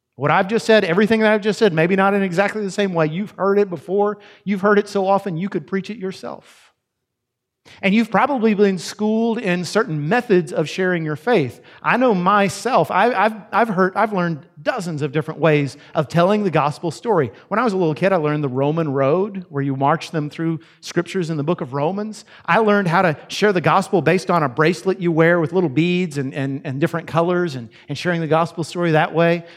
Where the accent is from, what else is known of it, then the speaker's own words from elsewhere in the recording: Yoakum, Texas, United States; I'm from Yoakum, Texas, which is only slightly less redneck sounding